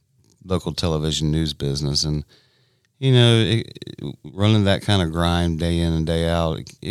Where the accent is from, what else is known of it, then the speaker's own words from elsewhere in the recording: Greer, South Carolina, United States; what better place to go to work for than my hometown